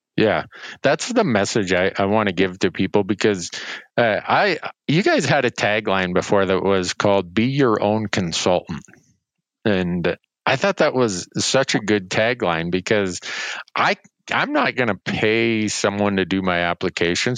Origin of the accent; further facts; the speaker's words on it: Montana, United States; my home state of Montana